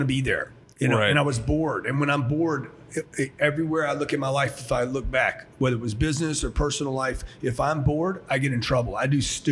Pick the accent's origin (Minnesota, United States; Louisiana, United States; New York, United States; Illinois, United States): Louisiana, United States; born or raised there; also born or lived in Houston, Texas / California; now in Miami, United States